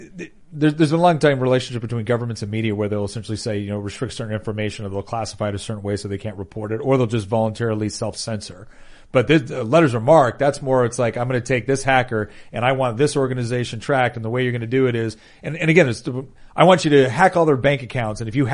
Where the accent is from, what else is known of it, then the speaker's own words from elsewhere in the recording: United States; one of the benefits of especially growing up in the United States is most people, not everyone, most people have grown up in an environment